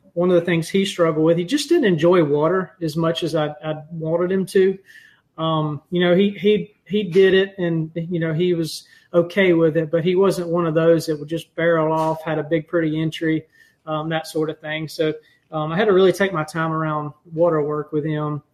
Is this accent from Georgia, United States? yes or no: yes; Leesburg, Georgia, United States; I am originally from Leesburg, Georgia. Graduated from Lee County High School down there